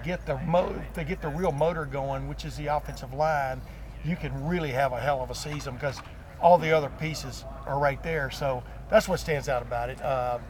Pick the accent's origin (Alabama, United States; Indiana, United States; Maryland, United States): Alabama, United States; also born or lived in Texas; I grew up in Alabama and Texas